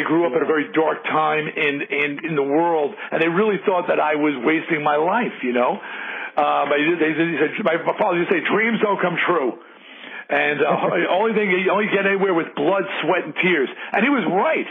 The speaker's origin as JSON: {"language": "English", "area": "Long Island", "region": "New York", "country": "United States", "said": "I was a rube from Long Island"}